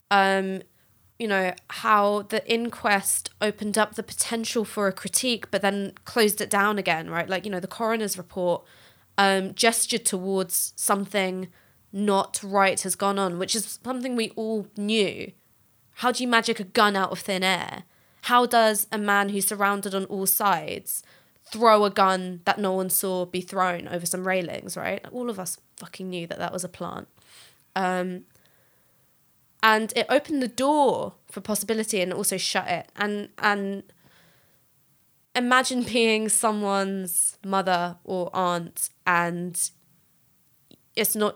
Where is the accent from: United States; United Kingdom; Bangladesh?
United Kingdom; London; So I'm from North London.